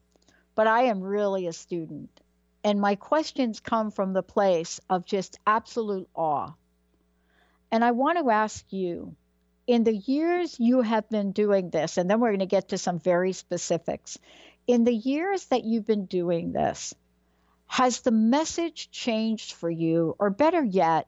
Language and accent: English; New York City, New York, United States; also born or lived in New Jersey; now in Pacific Northwest, United States; I was born in the Bronx, right? Everything is cement.